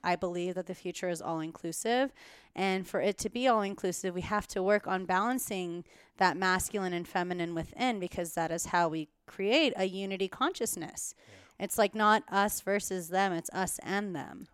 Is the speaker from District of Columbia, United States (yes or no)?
no; San Diego, California, United States; my roots are so in the desert, but also very San Diego